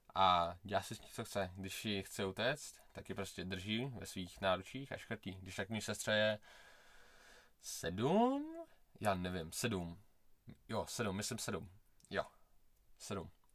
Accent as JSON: {"language": "Czech", "region": "Prague", "country": "Czechia", "tie": "born or raised there", "said": "já jsem uh, Rus, jakože já jsem Rus, ale narodil jsem se v Česku, v Praze"}